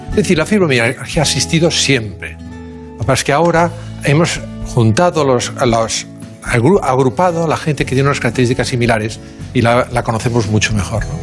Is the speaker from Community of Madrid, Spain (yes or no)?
no; Barcelona, Catalonia, Spain; Sí, nacimos en, nacimos en Barcelona. Bueno, mi padre en Tarrasa y yo en Barcelona.